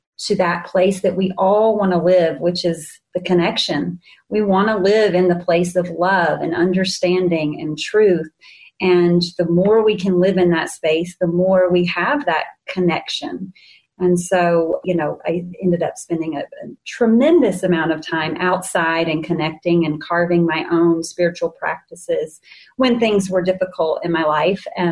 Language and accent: English; the South, United States; I was, you may hear it in my accent, born in the South. So I grew up in the Bible Belt.